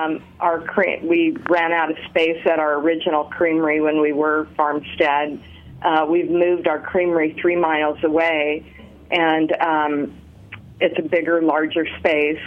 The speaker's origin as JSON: {"language": "English", "town": "Sebastopol", "region": "California", "country": "United States", "tie": "born or raised there", "also_born_or_lived": "Los Angeles, California", "said": "in the mid-1960s, I was born in Los Angeles, and my parents moved us to Northern California, Sonoma County, Sebastopol to be exact"}